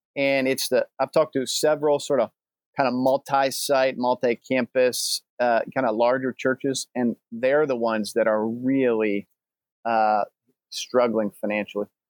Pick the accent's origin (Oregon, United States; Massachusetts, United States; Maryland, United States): Maryland, United States; north of Baltimore; I grew up in a little bit north of Baltimore, Maryland